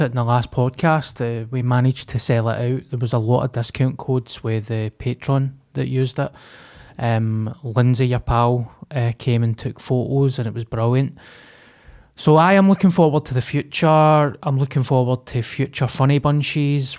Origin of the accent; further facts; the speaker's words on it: Glasgow, Scotland, United Kingdom; I came from Springburn